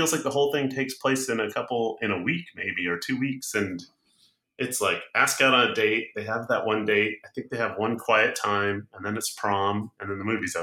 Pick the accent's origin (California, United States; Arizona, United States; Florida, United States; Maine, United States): California, United States; Orange County; I grew up in Orange County, California. So it was home, school, mall, Brea Mall.